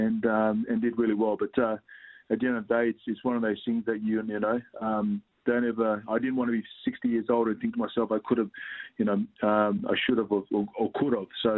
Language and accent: English; Australia